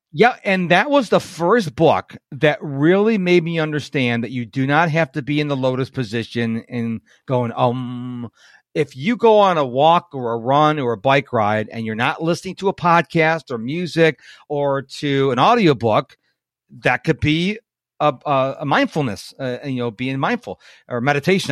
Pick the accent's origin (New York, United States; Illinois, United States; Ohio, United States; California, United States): New York, United States; Rochester; now in Houston, United States; I'm in Houston and uh, I grew up in Rochester, New York